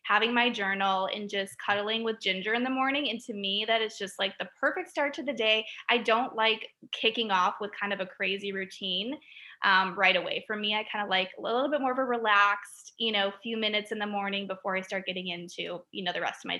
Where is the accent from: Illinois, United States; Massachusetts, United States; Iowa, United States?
Illinois, United States; Chicago; I'm from Chicago. So I am a Southside girl